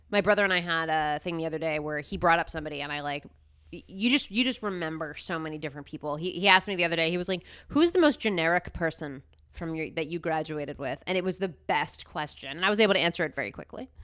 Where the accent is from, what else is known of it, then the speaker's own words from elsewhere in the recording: New Jersey, United States; growing up in New Jersey